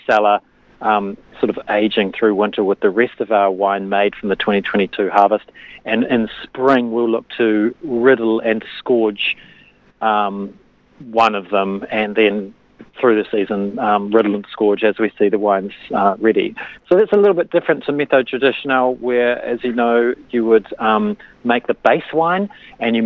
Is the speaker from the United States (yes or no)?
no; Christchurch, Canterbury, New Zealand; also born or lived in Otago; I grew up in Christchurch